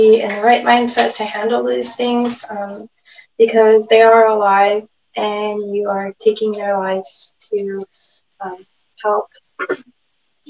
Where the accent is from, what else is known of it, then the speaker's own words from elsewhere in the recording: California, United States; I am from the Nashville people in California.